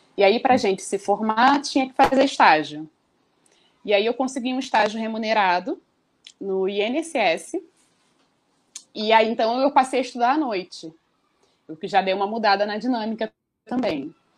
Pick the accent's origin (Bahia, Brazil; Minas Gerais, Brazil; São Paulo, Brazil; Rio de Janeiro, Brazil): Rio de Janeiro, Brazil; nascida no Rio de Janeiro, há 38 anos.